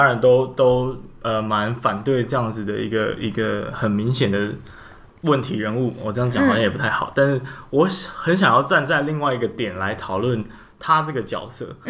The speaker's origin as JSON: {"language": "Chinese", "region": "Kaohsiung", "country": "Taiwan", "said": "我身为一个高雄人，"}